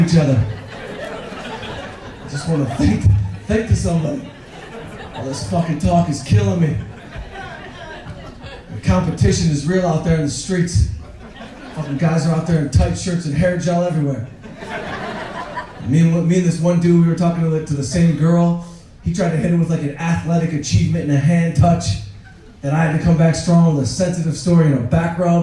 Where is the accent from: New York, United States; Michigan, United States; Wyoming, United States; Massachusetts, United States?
Michigan, United States; Detroit; I grew up outside Detroit